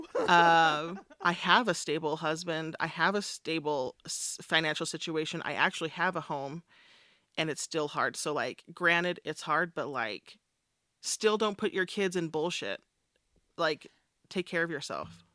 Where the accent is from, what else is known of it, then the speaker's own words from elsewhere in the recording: Richfield, Utah, United States; also born or lived in South Sevier, Utah; we moved to Richfield from South Sevier